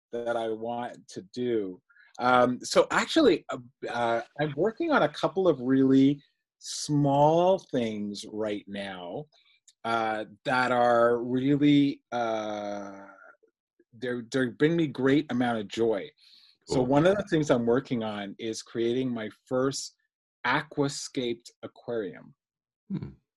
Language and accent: English; Ontario, Canada; You mentioned I'm from Ontario, Canada. So we're now in the winter time. So I'm doing winter running.